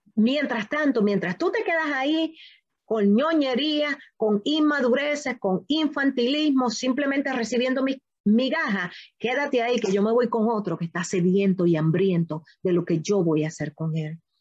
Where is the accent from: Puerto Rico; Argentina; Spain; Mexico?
Puerto Rico; yo soy puertorriqueña